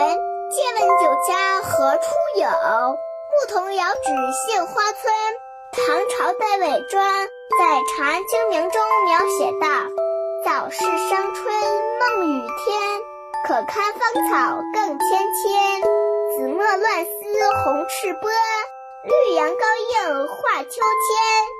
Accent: Dalian, Liaoning, China; 我来自大连，今年五岁

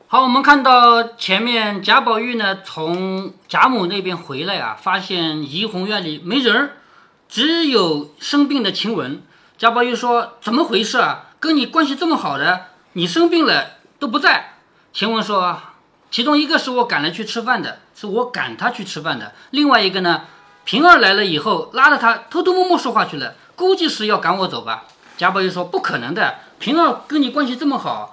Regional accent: China; 但是这个药我们中国人不能生产

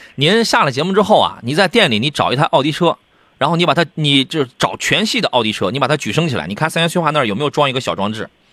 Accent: Jinan, Shandong, China; 我们是大美济南，我们不是大葱卷煎饼济南，我们济南人不吃大葱卷煎饼

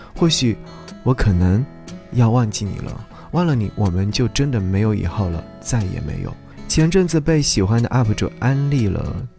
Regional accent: Nantong, Jiangsu, China; 我本身也是出生于海边的海边的孩子，我是在江苏南通的

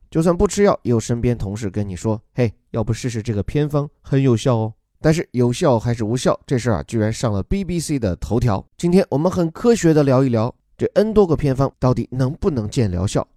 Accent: China; 我们中国人

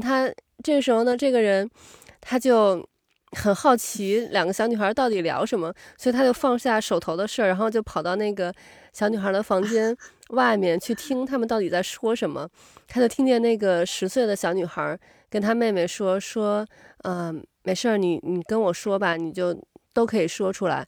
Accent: China; moved away; 咱们 从小在中国长大的嘛

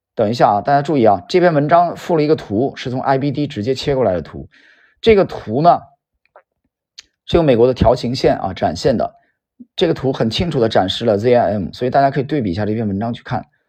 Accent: Yantai, Shandong, China; 我们家乡的股票，啊，山东烟台

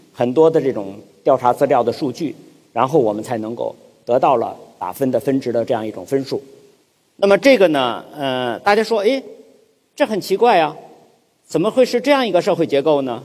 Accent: China; 我们中国人

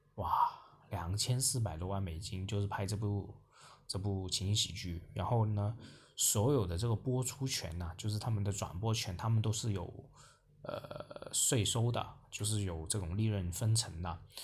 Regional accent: China; 我们整个中国大陆

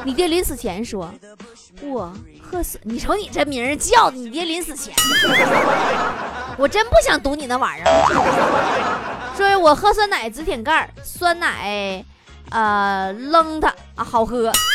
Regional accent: Northeast China, China; 作为一个东北人

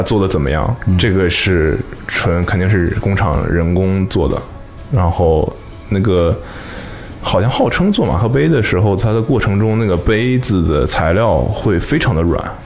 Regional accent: Northeast China, China; moved away; 过年回家都是东北的冬天

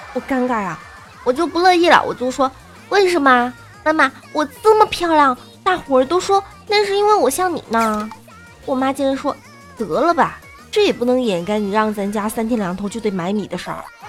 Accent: Guangdong, China; 我是个广东的妹子

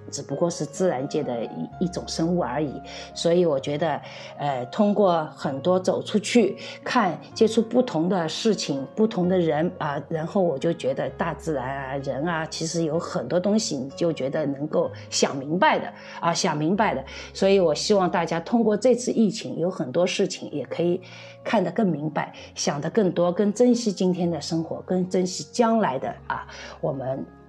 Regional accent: China; now in Czech Republic; 因为我们中国人基本上是不拥有持枪持枪证的

